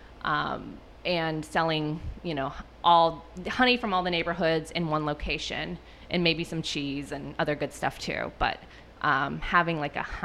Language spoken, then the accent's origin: English; New England, United States; now in Houston, United States; I'm from New England.